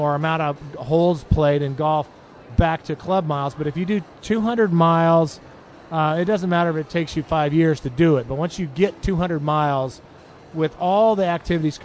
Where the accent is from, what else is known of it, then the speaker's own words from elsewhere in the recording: Boulder, Colorado, United States; also born or lived in Huntsville, Alabama; now in Chattanooga, United States; We lived in Huntsville before that, and we grew up in Boulder, Colorado.